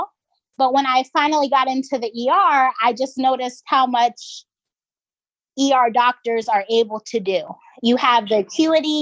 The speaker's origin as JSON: {"language": "English", "region": "Georgia", "country": "United States", "moved": "as an adult", "lives_now": "Philadelphia, United States", "said": "I'm originally from Georgia. Currently, I'm up in Philly for residency."}